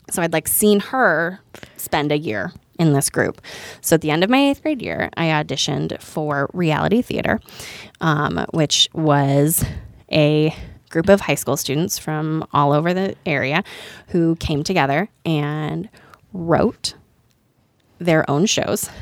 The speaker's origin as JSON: {"language": "English", "area": "just outside of Chicago", "region": "Illinois", "country": "United States", "tie": "born or raised there", "said": "I grew up just outside of Chicago"}